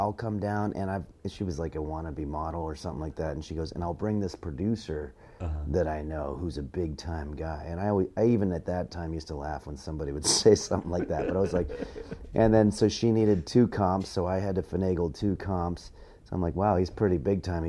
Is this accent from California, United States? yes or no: yes; La Crescenta, California, United States; moved away; I'm from Los Angeles originally, a suburb called La Crescenta, but I grew up here, I came up here comedically